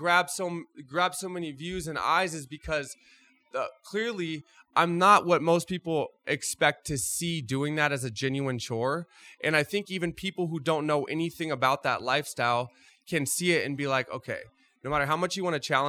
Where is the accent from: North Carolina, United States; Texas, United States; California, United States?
California, United States; Groveland; I grew up outside of Yosemite National Park, small town called Groveland, California